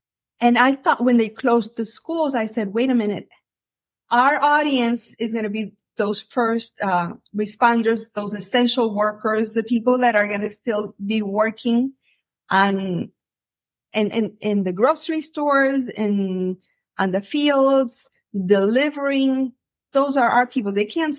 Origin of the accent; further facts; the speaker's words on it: Miami, Florida, United States; I say, I'm American. First, I'm American, and then I'm Cuban American. And then I make the distinction that I'm Cuban American from Miami.